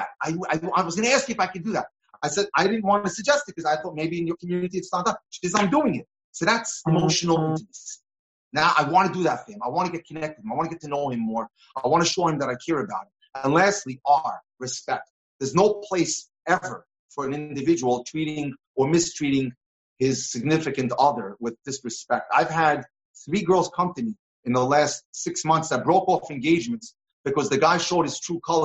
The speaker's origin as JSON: {"language": "English", "region": "New York", "country": "United States", "tie": "born or raised there", "said": "when I was growing up in New York"}